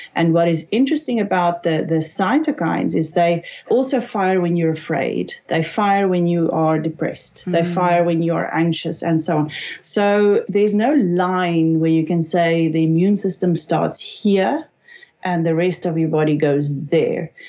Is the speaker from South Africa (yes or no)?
yes; South Africa; I'm from South Africa